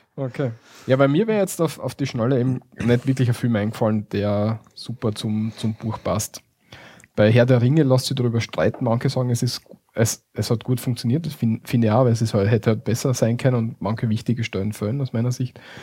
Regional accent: Austria; bei uns in Österreich

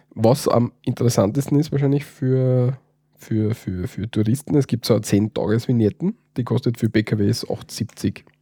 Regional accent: Styria, Austria; wir Steirer

